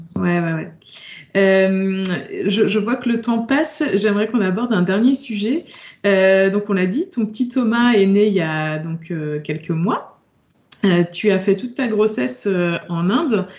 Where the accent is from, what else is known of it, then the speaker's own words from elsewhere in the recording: France; en tant que bon français